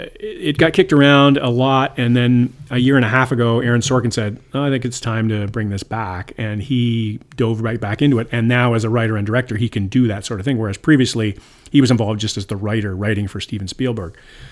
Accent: Canada; moved away; I'm from Canada.

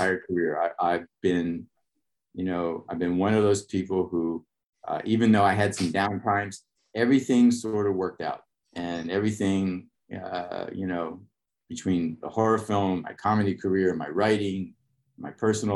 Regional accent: Pittsburgh, Pennsylvania, United States; moved away as an adult; I got sent back to my hometown, Pittsburgh, Pennsylvania

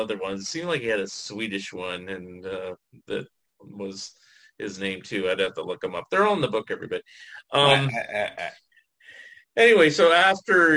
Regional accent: San Francisco Bay Area, California, United States; I grew up in the Bay, San Francisco Bay Area

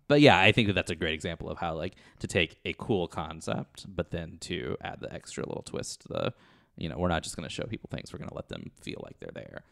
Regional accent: Kentucky, United States; I'm originally from Kentucky

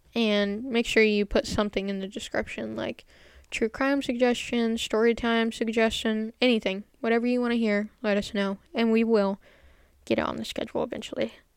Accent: United States; I am American

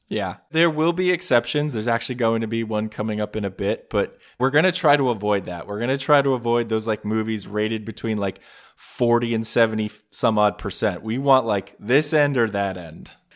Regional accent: New Jersey, United States; I grew up in New Jersey

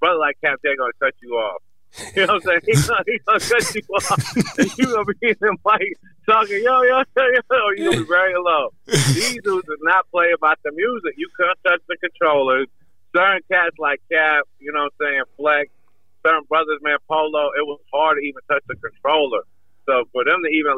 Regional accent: Greensboro, North Carolina, United States; where I was from, which is, you know, Greensboro. You know what I'm saying? Even though I came to North Carolina 8 years old

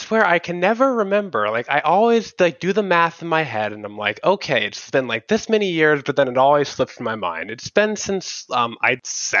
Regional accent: Atlanta, Georgia, United States; Atlanta in the Peach State.

